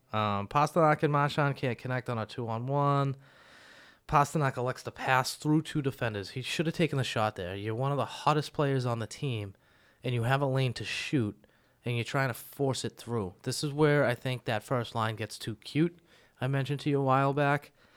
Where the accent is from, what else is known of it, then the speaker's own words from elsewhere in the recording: Boston, Massachusetts, United States; we're from Boston